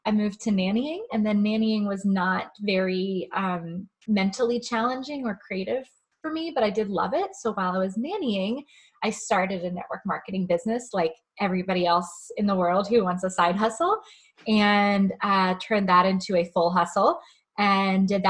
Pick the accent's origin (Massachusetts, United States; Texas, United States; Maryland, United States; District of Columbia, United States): Maryland, United States; I grew up in Maryland